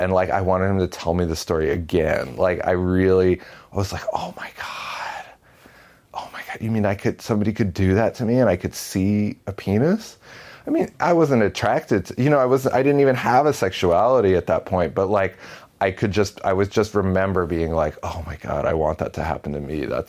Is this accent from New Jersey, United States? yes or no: yes; Paramus, New Jersey, United States; I'm 38, and I graduated high school in 1999. I grew up in Paramus, New Jersey.